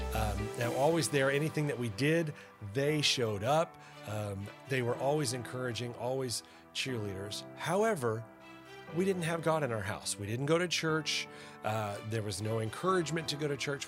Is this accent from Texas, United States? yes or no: yes; Arlington, Texas, United States; also born or lived in Louisiana; I was raised by a middle class family. We lived in a little town that is now a big town called Arlington